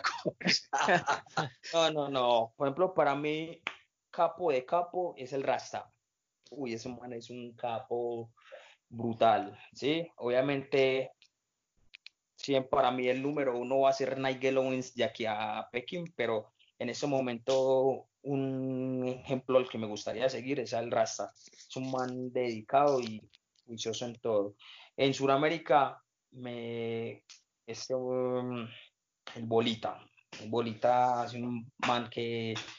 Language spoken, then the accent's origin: Spanish; Colombia; nosotros como colombianos